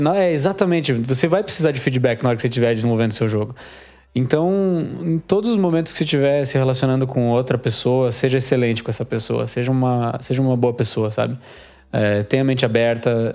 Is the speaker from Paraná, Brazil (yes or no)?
yes; Curitiba, Paraná, Brazil; eu sou de Curitiba aqui